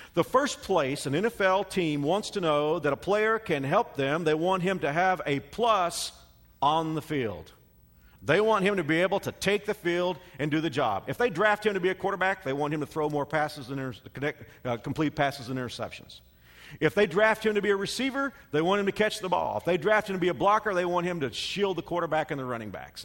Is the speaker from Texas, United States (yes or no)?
yes; Dallas, Texas, United States; moved away; I grew up in Metroplex